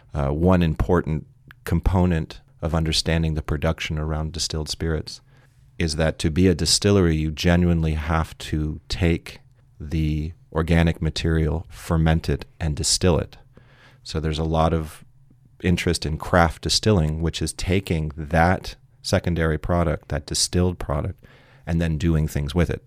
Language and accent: English; San Francisco, California, United States; I'm originally from San Francisco